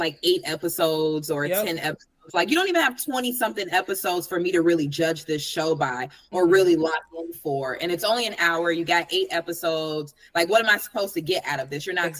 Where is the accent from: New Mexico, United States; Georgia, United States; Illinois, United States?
Illinois, United States; Chicago; I'm very judgmental as a Chicagoan